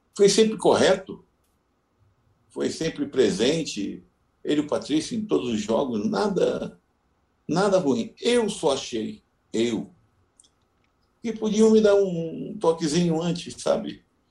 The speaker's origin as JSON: {"language": "Portuguese", "region": "Rio de Janeiro", "country": "Brazil", "moved": "yes", "lives_now": "Porto Alegre, Brazil", "said": "sou carioca"}